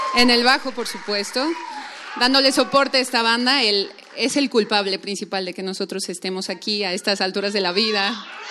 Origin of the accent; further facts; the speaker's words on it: Mexico City, Mexico; nosotros somos em, de la Ciudad de México